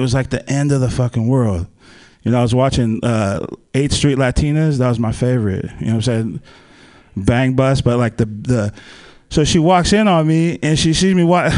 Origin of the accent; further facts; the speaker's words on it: Palo Alto, California, United States; I'm from Silicon Valley. I grew up down there in the Bay Area, like Palo Alto area